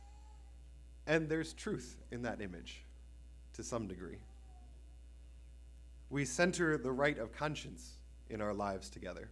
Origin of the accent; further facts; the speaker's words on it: East Lansing, Michigan, United States; moved away as an adult; also born or lived in Maryland; I was born in East Lansing.